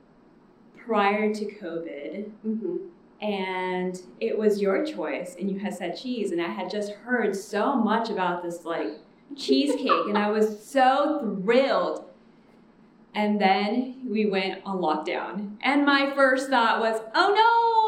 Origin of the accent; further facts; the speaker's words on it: the Rio Grande Valley, Texas, United States; now in Houston, United States; I am from the Valley.